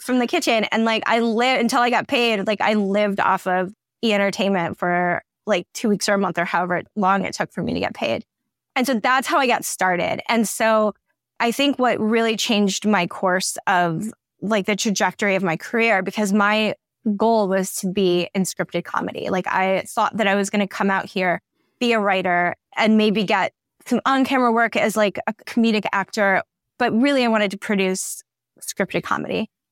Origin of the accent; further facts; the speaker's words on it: Allen Park, Michigan, United States; also born or lived in Melvindale, Michigan; now in Los Angeles, United States; grew up Like I said, in Allen Park, Melvin Dunn went to Melvin Dunn schools